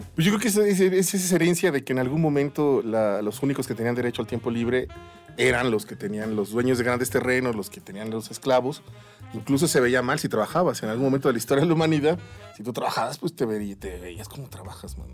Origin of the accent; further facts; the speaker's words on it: Mexico; Nosotros, como latinoamericanos, sobre todo aquí en México